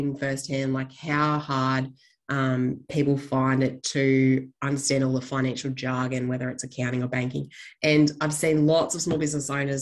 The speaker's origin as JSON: {"language": "English", "town": "Gold Coast", "region": "Queensland", "country": "Australia", "moved": "as an adult", "lives_now": "Longreach, Australia", "said": "I am based out in Longreach in Western Queensland. I am actually originally from the Gold Coast of all places"}